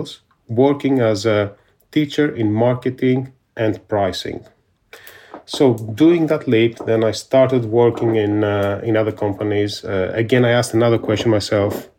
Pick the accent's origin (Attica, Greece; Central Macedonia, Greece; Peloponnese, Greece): Peloponnese, Greece; also born or lived in Athens, Greece; now in United Kingdom; even though I was born in Athens, I come from a very small village in the Peloponnese. And when I was 5 years old, this is the time that I went to live there together with my family.